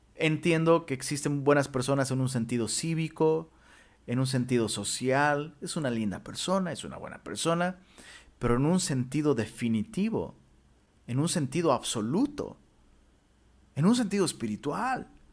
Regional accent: Mexico; also born or lived in Monterrey, Mexico; en nuestro idioma mexicano

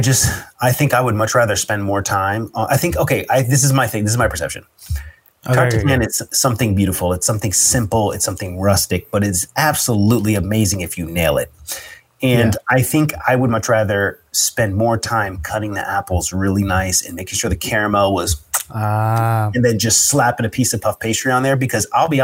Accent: United States; I'm American, and I'm Christian background

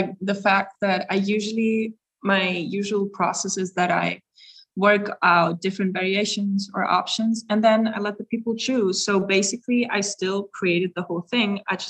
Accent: Salzburg, Austria; English is a second language; as you know, we're from Salzburg, so there's a very certain scene, if you may say so.

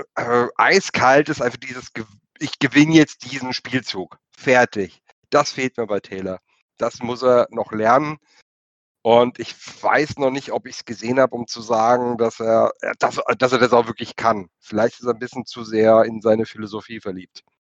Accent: Germany; wir sind Deutsche

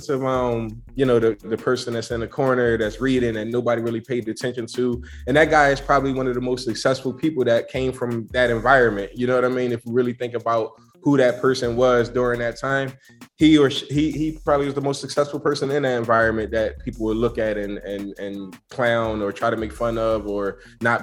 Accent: Philadelphia, Pennsylvania, United States; I'm from Philadelphia

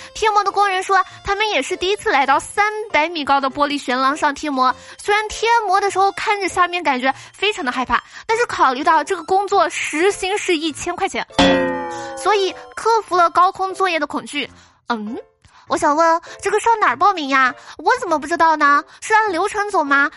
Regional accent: southern China, China; 我作为一个南方人

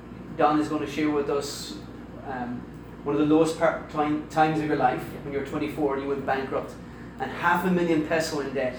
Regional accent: Ireland; not just Filipino, I'm Irish and I struggle with financial literacy

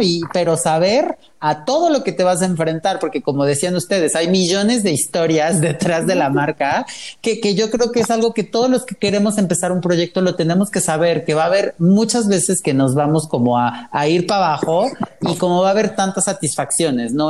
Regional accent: Puebla, Mexico; now in Mexico City, Mexico; Yo soy de Puebla, llevo ya prácticamente 14 años en México

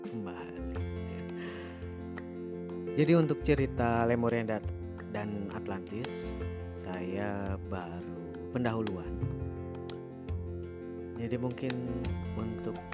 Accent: Indonesia; born there; Nah, karena saya lahir di Indonesia, lahir sebagai bangsa Indonesia.

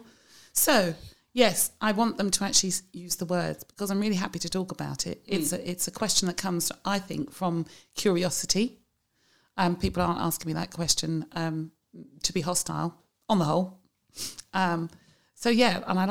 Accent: London, United Kingdom; also born or lived in Essex; Muswell Hill.

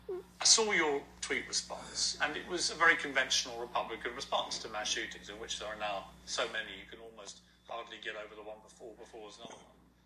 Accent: United Kingdom; as a British citizen who has a home in America

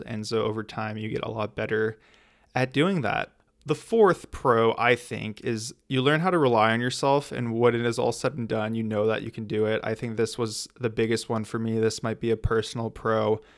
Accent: United States; being from the U S

